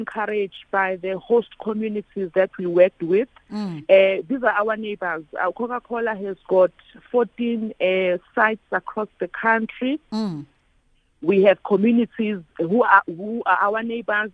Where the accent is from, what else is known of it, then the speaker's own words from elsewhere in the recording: Durban, KwaZulu-Natal, South Africa; I come from Emlazi Township